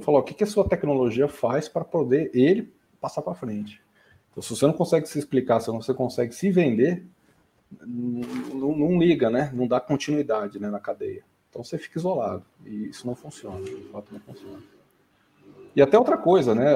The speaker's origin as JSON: {"language": "Portuguese", "town": "São Bernardo do Campo", "region": "São Paulo", "country": "Brazil", "tie": "born or raised there", "also_born_or_lived": "Ribeirão Preto", "moved": "as an adult", "said": "Eu mudei com sete anos de idade para São Bernardo do Campo e fiquei até final da adolescência"}